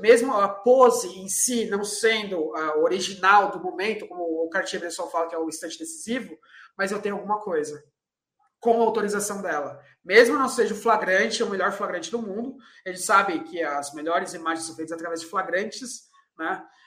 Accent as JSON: {"language": "Portuguese", "country": "Brazil"}